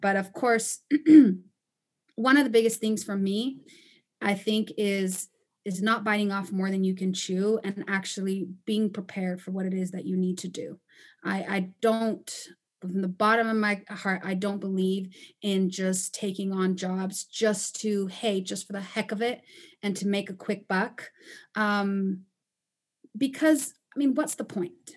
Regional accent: Panama; moved away as an adult; also born or lived in Costa Rica / Chicago, United States; now in United States; I am originally from Panama and Costa Rica, and, um, I immigrated here to the States almost eight years ago

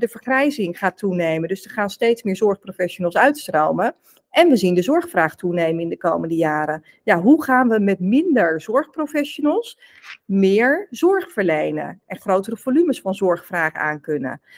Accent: South Holland, Netherlands; Ik ben opgegroeid en woonachtig in Zuid-Holland. Dus ik kom echt uit de Randstad in Nederland

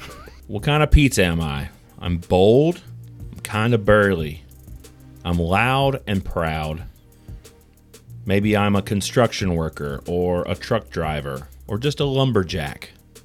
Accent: Canada; I also enjoy hockey and being Canadian.

